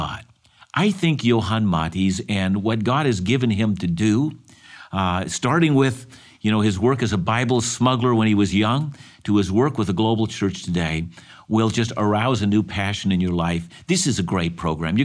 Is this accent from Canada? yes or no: yes; Canada; I was born in this country and I'm thankful to be a Canadian.